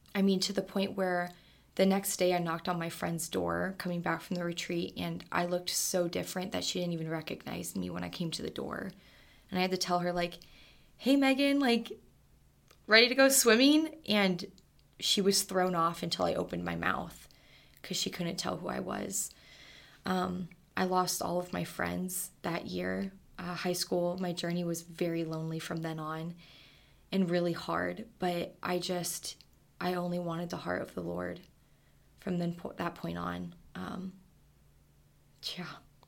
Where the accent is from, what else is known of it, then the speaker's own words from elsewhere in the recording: Arizona, United States; I'm from Arizona, Stubby West, Tucson, Arizona